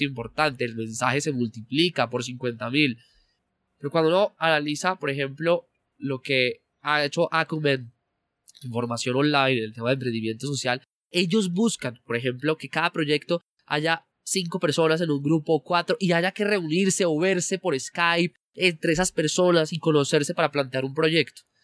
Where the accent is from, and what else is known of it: Colombia